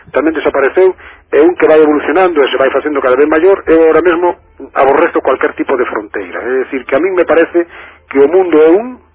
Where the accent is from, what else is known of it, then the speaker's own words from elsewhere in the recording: Lubián, Castile and León, Spain; Pois eu son de Lubián.